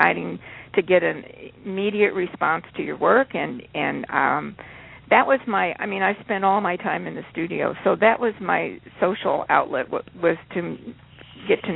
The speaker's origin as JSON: {"language": "English", "town": "Springfield", "region": "Illinois", "country": "United States", "tie": "born or raised there", "said": "I grew up in Springfield, Illinois"}